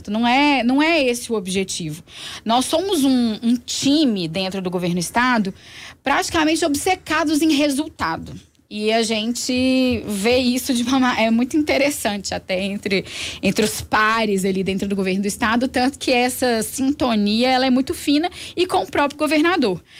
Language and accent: Portuguese; Belo Horizonte, Minas Gerais, Brazil; olha, eu sou daqui, eu sou de Belo Horizonte.